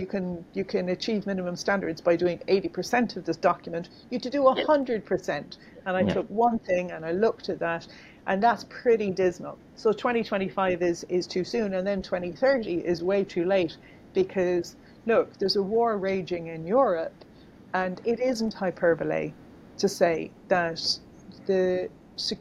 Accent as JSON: {"language": "English", "country": "Ireland", "tie": "born or raised there", "said": "I grew up in Ireland"}